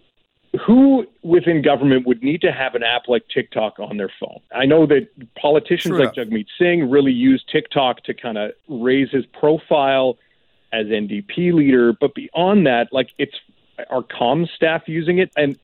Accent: Canada; as a Canadian

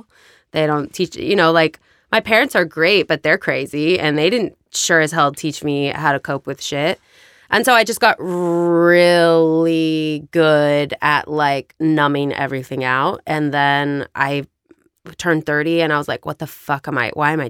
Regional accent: La Crescenta, California, United States; No. I grew up in La Crescenta.

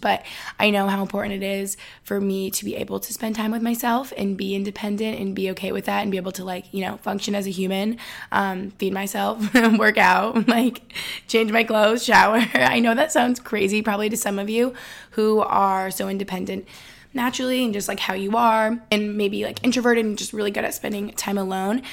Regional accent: Albany, New York, United States; moved away as an adult; also born or lived in East Village, New York City; now in Boston, United States; I am from Albany, New York, just upstate New York

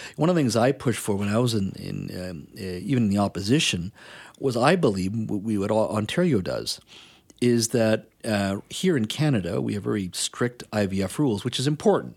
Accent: India; moved away; I was born in India. I was the oldest of three

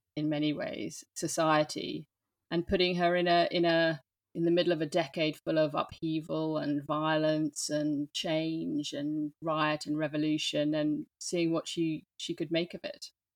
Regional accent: London, United Kingdom; accent: English; moved away as an adult; also born or lived in New York, United States; now in France; I grew up in London. So, hence the English accent.

